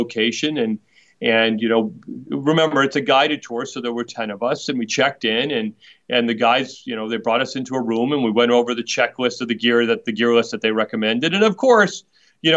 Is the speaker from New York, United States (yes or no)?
no; Boston, Massachusetts, United States; I was born and raised in Boston